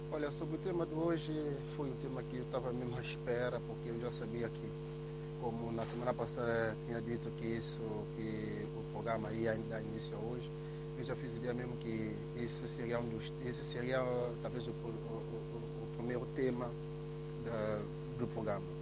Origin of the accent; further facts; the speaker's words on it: São Tomé & Príncipe; now in Portugal; nós santomenses, assim, né, que, os que estão lá em Santo Tomé, como também os que estão na diáspora, caso eu que estou aqui em Portugal